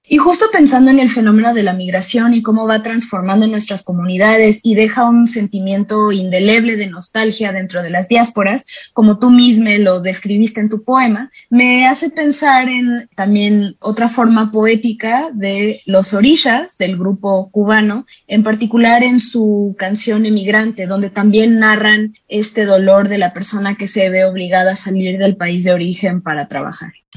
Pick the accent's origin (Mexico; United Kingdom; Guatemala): Mexico; Veracruz; moved away; also born or lived in Mexico City; yo en Veracruz nunca había pensado en si era negra o no